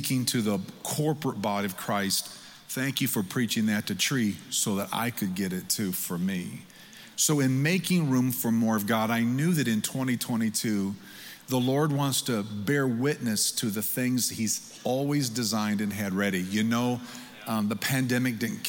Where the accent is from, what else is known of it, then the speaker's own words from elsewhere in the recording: Michigan, United States; now in Missouri, United States; I come from Michigan, where it's so cold it takes you an hour to preach what you could have said in 30 minutes. I've lived in Missouri now for 17 years